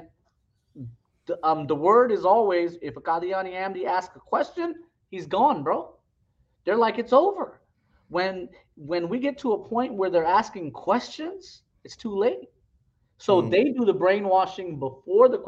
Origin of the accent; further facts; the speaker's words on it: West Coast, United States; I grew up with him on the West Coast